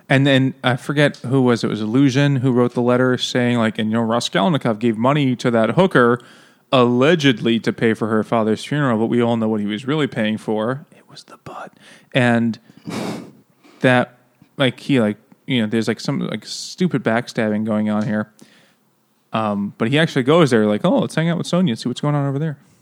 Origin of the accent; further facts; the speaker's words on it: New York City, New York, United States; I'm from Queens.